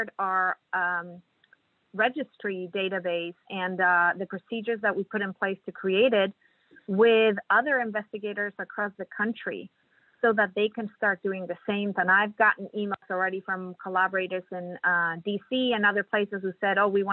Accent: Mexico; moved away as an adult; now in Kansas City, United States; I'm originally from Mexico

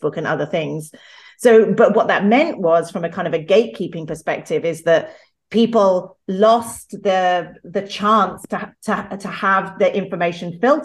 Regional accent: United Kingdom; I'm British and live in London

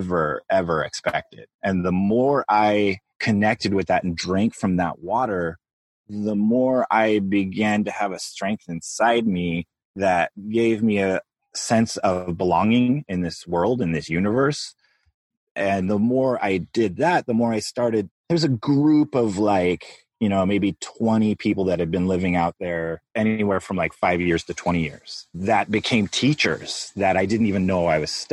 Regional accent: Los Angeles, California, United States; moved away as an adult; now in Hawaii, United States; growing up in Los Angeles

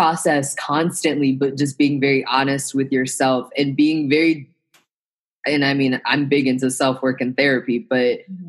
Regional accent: Midwest, United States; Like, I was the only daughter, only Black daughter of two military parents, and I grew up in the Midwest. Like, I talk like this because I grew up all over the place.

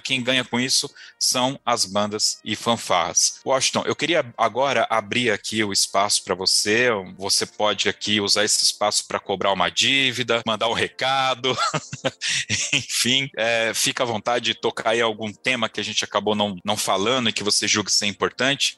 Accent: São Paulo, Brazil; eu sou de São Paulo

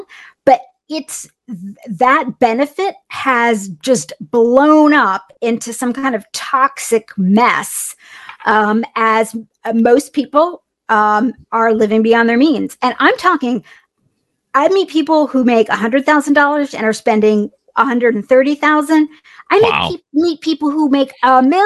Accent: a small town in Indiana, United States; I grew up in a small town in Indiana, and I'm half Indian, and my mom's from upstate New York, my dad's from India.

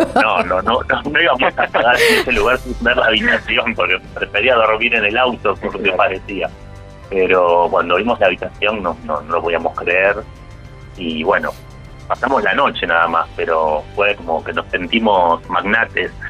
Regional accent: Vicente López, Buenos Aires Province, Argentina; Nosotros somos de Vicente López

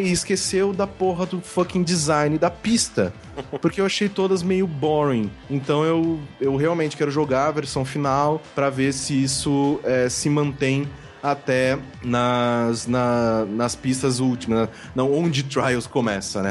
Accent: Brazil; eu sou do Brasil

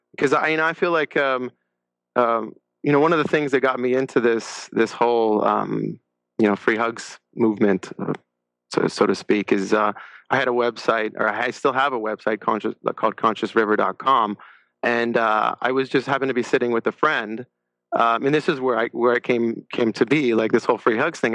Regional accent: La Crescenta, California, United States; grew up in la crescenta uh, california

